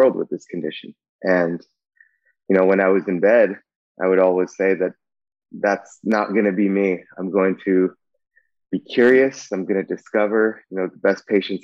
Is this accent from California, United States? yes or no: yes; Bay Area, California, United States; I grew up in the Bay Area